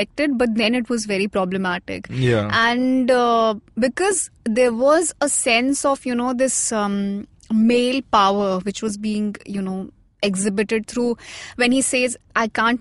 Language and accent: English; North India, India; I'm from North India